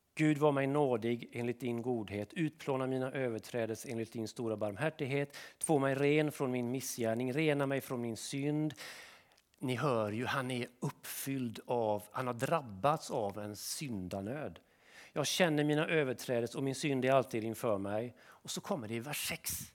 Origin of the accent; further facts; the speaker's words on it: Sweden; vi svenskar